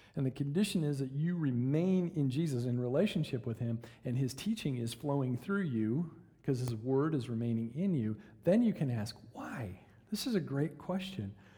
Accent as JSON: {"language": "English", "region": "Michigan", "country": "United States", "tie": "born or raised there", "moved": "yes", "lives_now": "Oklahoma, United States", "said": "When I was a kid, uh, growing up in Michigan"}